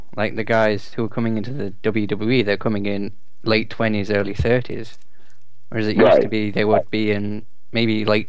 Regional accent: England, United Kingdom; I'm English.

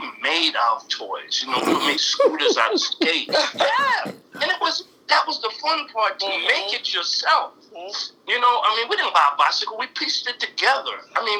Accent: New York City, New York, United States; I grew up on 117th Street and 8th Avenue.

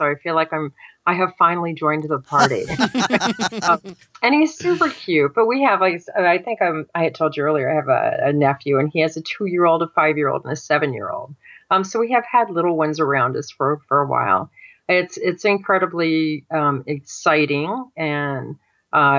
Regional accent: Miami, Florida, United States; growing up in Miami, when I did, was kind of rough

